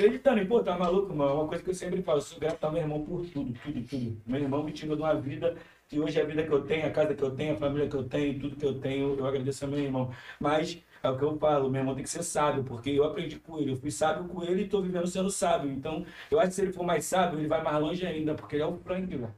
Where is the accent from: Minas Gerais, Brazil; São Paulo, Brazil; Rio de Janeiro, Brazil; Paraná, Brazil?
Rio de Janeiro, Brazil; also born or lived in Madureira; a minha infância, eu comecei no Complexo do Alemão. Tipo assim, eu, eu saí do Complexo com 15, eu acho, com, não, com 14